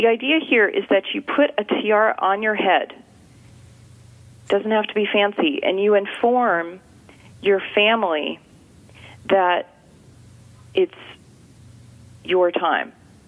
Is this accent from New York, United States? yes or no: no; California, United States; Now, you know I'm from California, but I'm not going to get too woo-woo on you here.